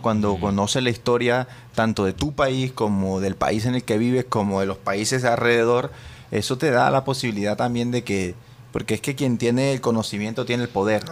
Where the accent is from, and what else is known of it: Colombia; also born or lived in New York; now in Spain